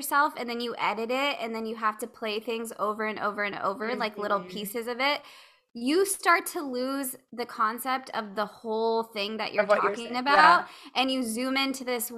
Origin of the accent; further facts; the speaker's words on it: California, United States; I'm from California